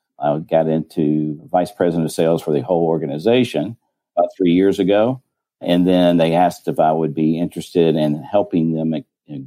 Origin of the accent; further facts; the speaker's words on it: Birmingham, Alabama, United States; moved away as an adult; also born or lived in Atlanta, Georgia / Illinois / South Dakota; I'm from Birmingham, Alabama. I was actually born in Atlanta, but moved shortly thereafter to Birmingham. So I was raised there